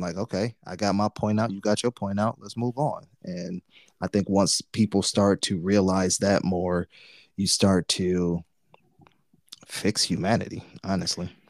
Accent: Detroit, Michigan, United States; we're from Detroit

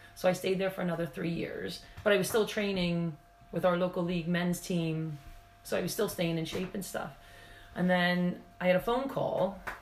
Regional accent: Pennsylvania, United States; accent: American; moved away as an adult; now in Wales, United Kingdom; from my accent, you can tell I'm from America.

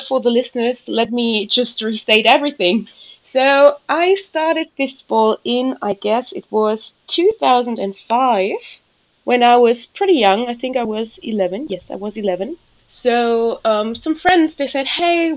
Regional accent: Rochlitz, Saxony, Germany; English is a second language; also born or lived in Australia; I switched from Rochlitz, which is my hometown, where I was born, where I lived, where I went to school

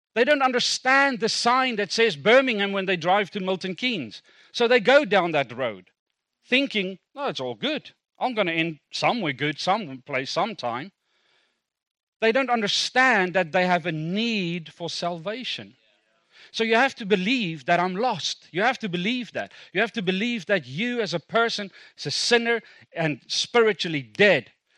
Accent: Kimberley, Northern Cape, South Africa; first language Afrikaans; English is a second language; moved away; I was born in South Africa. Born in South Africa, Kimberley grew up there. Um, Afrikaans speaking until eighteen, refused to speak a word of English

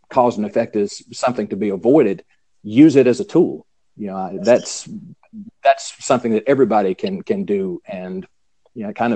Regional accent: the South, United States; I'm {S2} a Southern boy. I was born and bred in the South, you know, so you know, grew up in in uh, the conservative Baptist church

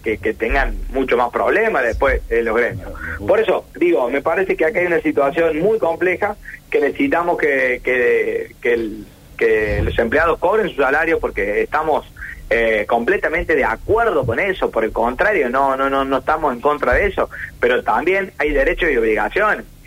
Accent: Argentina; estamos viviendo en el mismo país, somos argentinos todos

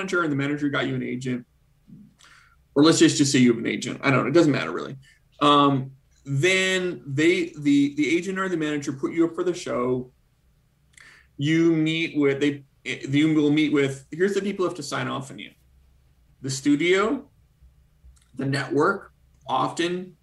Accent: Canada; now in United States; as a Canadian who recently became an American citizen

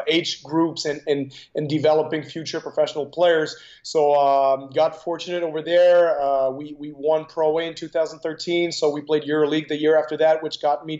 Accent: Canada; as a Canadian

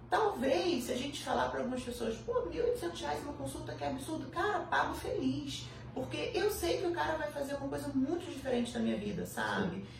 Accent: Petrópolis, Rio de Janeiro, Brazil; eu sou do interior, eu sou de Petrópolis

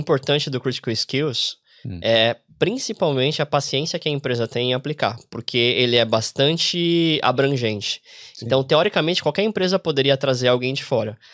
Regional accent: Brazil; moved away as an adult; also born or lived in São Paulo; now in Ireland; a gente vem aqui como brasileiro

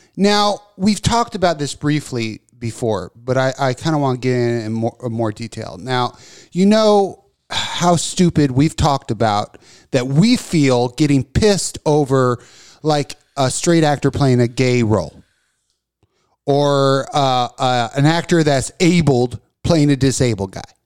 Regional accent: Texas, United States; I'm a na, native born Texan

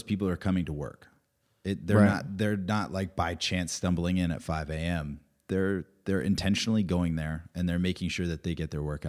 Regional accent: Rhode Island, United States; He's from Vermont, I'm from Rhode Island originally.

